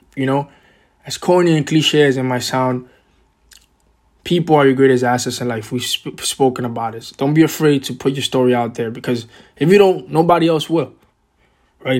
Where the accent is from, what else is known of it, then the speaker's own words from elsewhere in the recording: New York City, New York, United States; also born or lived in Boston; I was born and raised in Washington Heights, which is a, a kind of a small neighborhood in Upper Manhattan, uh, in New York City